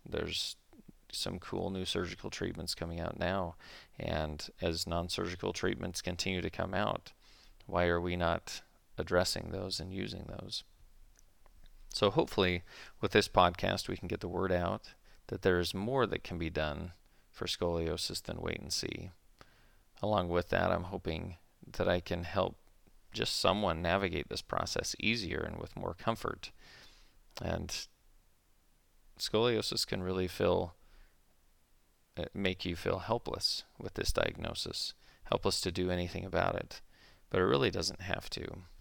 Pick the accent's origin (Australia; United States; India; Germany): United States; Utah; also born or lived in Flagstaff, Arizona; I grew up in Utah, where I still practice